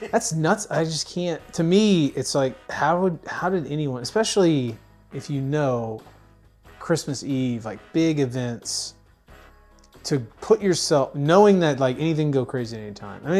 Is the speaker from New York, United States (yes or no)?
yes; Buffalo, New York, United States; accent: Buffalo; My accent's pure Buffalo.